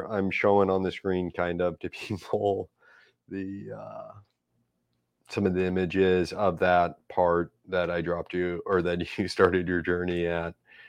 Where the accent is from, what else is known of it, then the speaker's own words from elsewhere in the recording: St. Louis, Missouri, United States; You know, and I grew up there. I went to Gateway. Like, you know, I grew up in Dogtown, but you know, I wasn't allowed to.